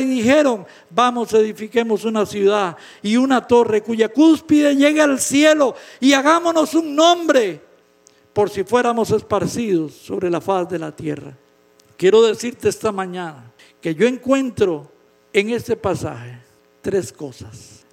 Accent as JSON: {"language": "Spanish", "country": "Costa Rica", "said": "En mi país, en Costa Rica"}